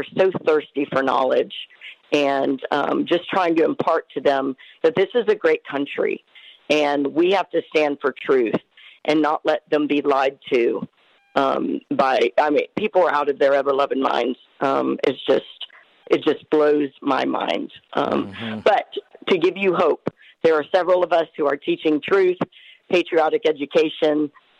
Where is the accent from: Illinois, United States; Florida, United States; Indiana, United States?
Florida, United States; I'm a proud Floridian